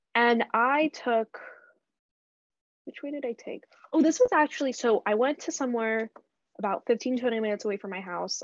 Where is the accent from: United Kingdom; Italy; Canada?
Canada; I grew up in Canada.